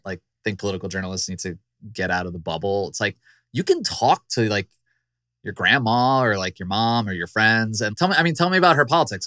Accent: Virginia, United States; my home state, the Commonwealth of Virginia.

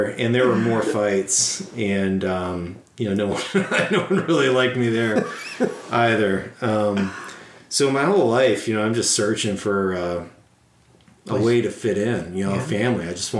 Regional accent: Warwick, Rhode Island, United States; also born or lived in Portsmouth, New Hampshire; I grew up in Providence, Rhode Island, just outside of it, Warwick. So super Italian, super Catholic area.

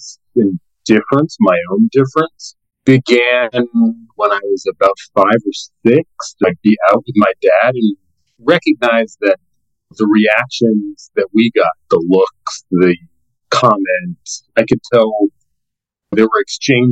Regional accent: Boston, Massachusetts, United States; moved away; I was born in the Boston area, actually born in Boston and grew up in the Boston area in the early 70s.

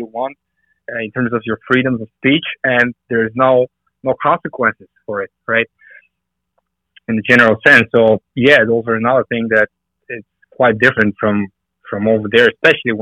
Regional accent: Bulgaria; moved away as an adult; now in United States; when I was growing up in Bulgaria, food supplies were pretty limited.

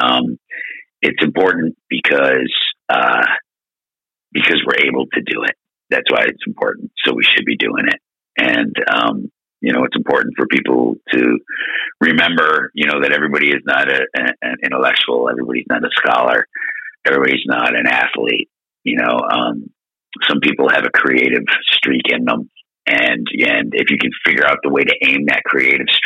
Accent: Buffalo, New York, United States; we're from Buffalo

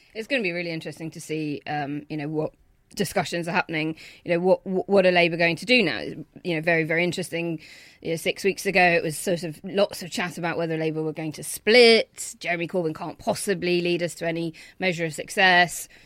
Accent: Belfast, Northern Ireland, United Kingdom; I grew up in Belfast

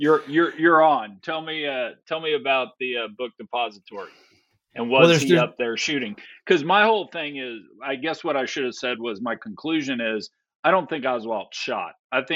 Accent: Texas, United States; as a Texan

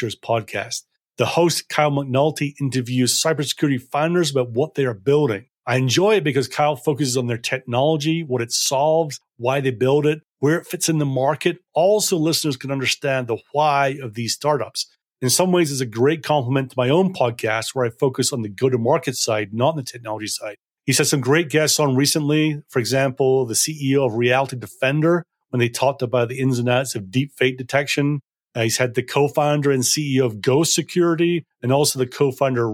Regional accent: Scotland, United Kingdom; moved away; I'm originally from Scotland

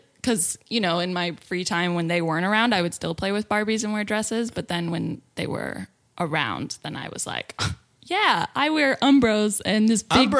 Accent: Fort Collins, Colorado, United States; born there; I was born in Fort Collins, Colorado.

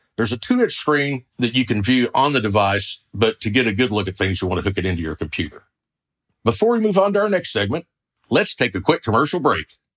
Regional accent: Oklahoma, United States; I'm from the Sooner State, Oklahoma, where the wind comes sweeping down the plains

